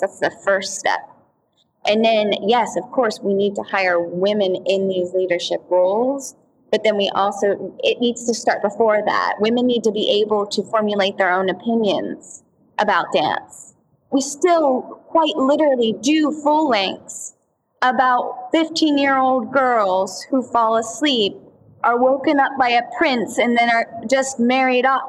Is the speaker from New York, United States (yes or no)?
no; Altoona, Pennsylvania, United States; growing up in Altoona, Pennsylvania